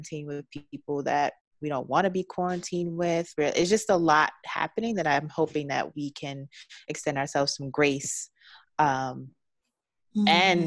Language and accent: English; Baltimore, Maryland, United States; also born or lived in Washington, D.C.; now in Los Angeles, United States; I'm from Baltimore.